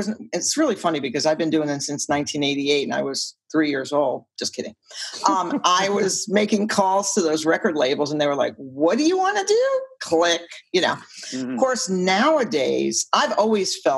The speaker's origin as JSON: {"language": "English", "region": "New York", "country": "United States", "said": "I'm from New York"}